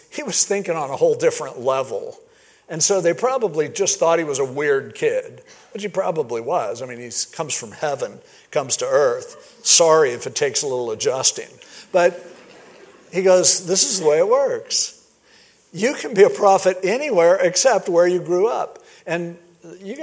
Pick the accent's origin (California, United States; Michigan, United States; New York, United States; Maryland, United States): California, United States; Stanton; growing up in Stanton, California